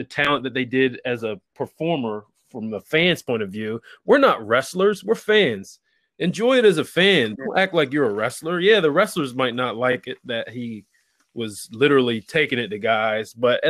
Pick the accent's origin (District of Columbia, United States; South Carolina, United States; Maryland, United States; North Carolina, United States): Maryland, United States; I'm from Maryland, yes